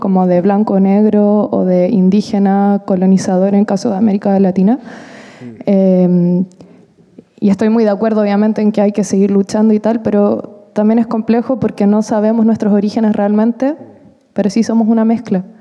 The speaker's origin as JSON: {"language": "Spanish", "country": "Chile", "said": "yo también soy chilena"}